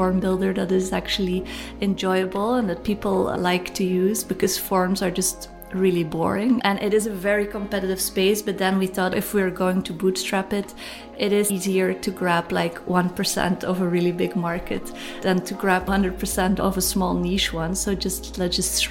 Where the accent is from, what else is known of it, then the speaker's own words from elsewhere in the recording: Bruges, Flanders, Belgium; now in Ghent, Belgium; I'm also born in Belgium, Bruges, a very small town here